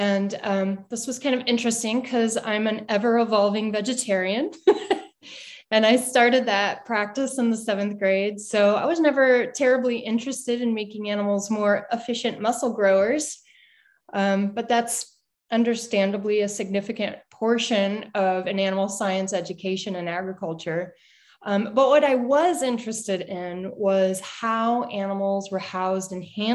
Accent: St. Louis, Missouri, United States; I grew up in the Midwest in St. Louis, Missouri.

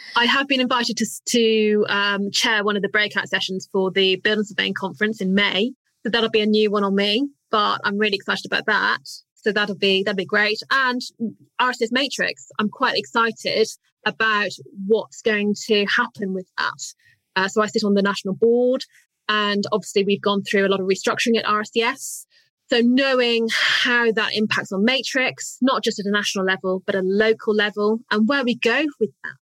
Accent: United Kingdom; as British, we're great

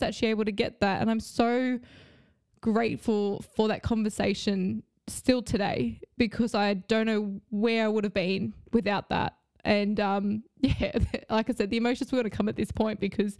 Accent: Australia; moved away as an adult; now in London, United Kingdom; being in Australia, which is strange because that's my hometown.

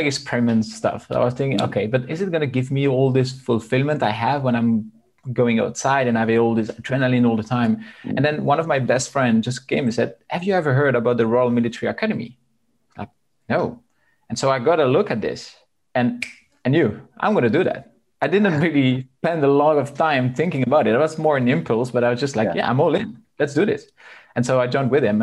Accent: Belgium; I was born in Belgium and I grew up there

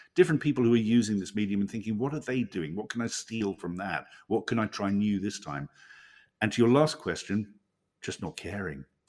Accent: Hobart, Tasmania, Australia; we, we're both from Tasmania, as it turns out. We were both born in, in Hobart.

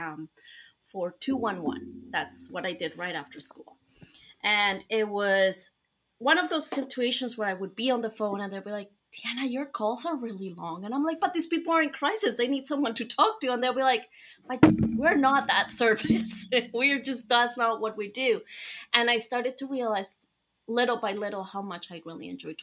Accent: Colombia; moved away; I am from Colombia, and in Spanish, our I is

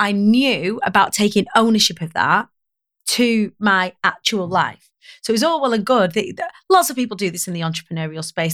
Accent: Preston, North West England, United Kingdom; I grew up on the Council of Estates of Preston

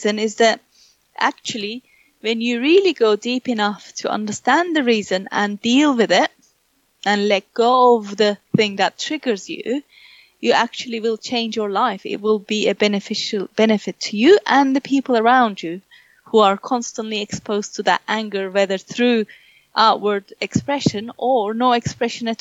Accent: Turkey; English is a second language; moved away; I come from Turkey. I've lived in this country more than I lived in Turkey. So I am very proficient in my English.

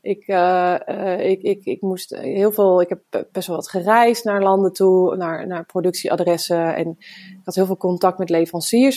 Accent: Woudenberg, Utrecht, Netherlands; Ik eh, ben geboren in Woudenberg en daar hadden we een hele grote tuin

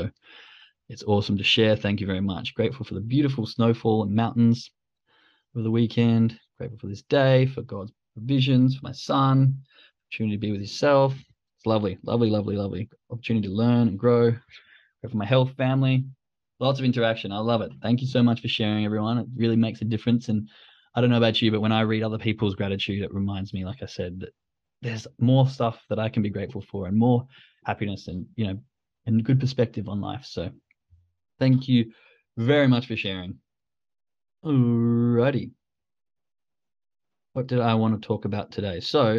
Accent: Australia; accent: Australian; I know I've had to dull it down a lot. But my girlfriend was in agreement that when I go back to Australia and start talking to my friends, it just goes out the roof and you just can't understand it.

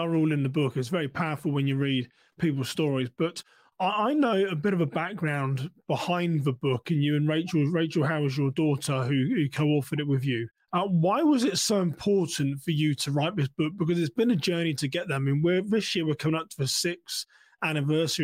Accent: England, United Kingdom; being English and an old gentleman

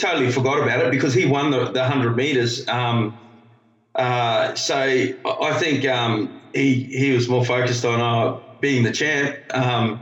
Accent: Darwin, Northern Territory, Australia; growing up in Darwin

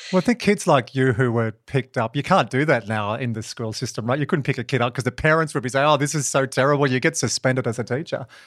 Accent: Dubbo, New South Wales, Australia; I'm from Dubbo, or I finished school in Dubbo

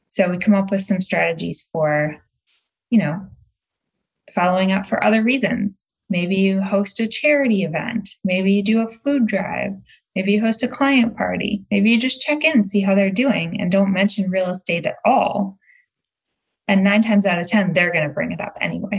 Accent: Michigan outside Detroit, United States; also born or lived in Massachusetts; now in Los Angeles, United States; I was born and raised in Michigan outside Detroit.

